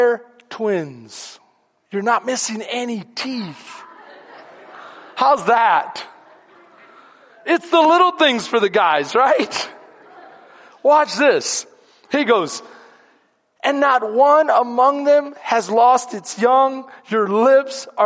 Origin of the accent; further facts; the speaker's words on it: Houston, Texas, United States; now in Bastrop, United States; I'm Second Ward